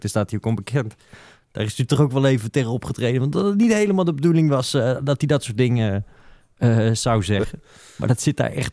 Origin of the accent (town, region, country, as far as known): Netherlands